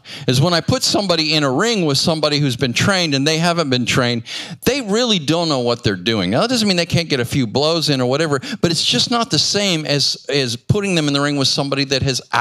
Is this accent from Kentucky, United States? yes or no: no; Phoenix, Arizona, United States; I came back to my hometown, which is Phoenix, Arizona